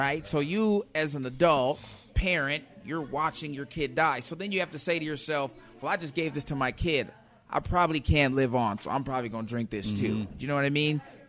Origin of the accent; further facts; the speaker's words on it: Minnesota, United States; first language English; So I was raised in Minnesota for sure.